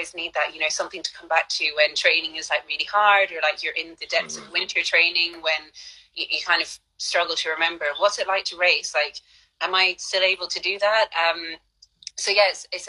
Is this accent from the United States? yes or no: no; Ireland; moved away as an adult; also born or lived in London / Mallorca